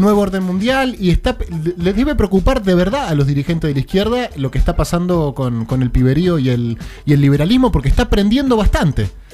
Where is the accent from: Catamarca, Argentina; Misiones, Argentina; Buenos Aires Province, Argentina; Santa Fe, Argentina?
Buenos Aires Province, Argentina; Victoria; cuando era chico, vivía en Victoria, eh, zona norte de la provincia de Buenos Aires